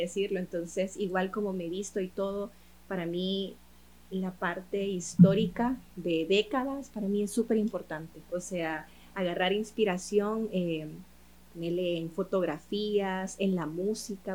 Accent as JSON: {"language": "Spanish", "country": "El Salvador", "said": "soy salvadoreña, mi mercado es salvadoreño"}